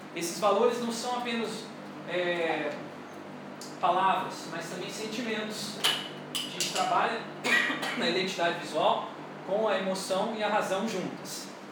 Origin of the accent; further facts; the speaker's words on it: Rio de Janeiro, Brazil; eu sou carioca